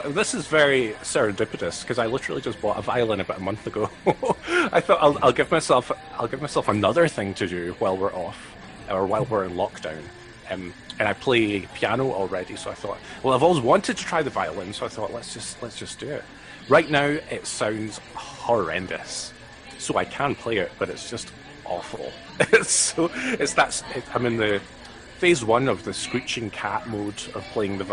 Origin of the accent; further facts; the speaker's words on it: East Kilbride, Scotland, United Kingdom; I am from a little town called East Kilbride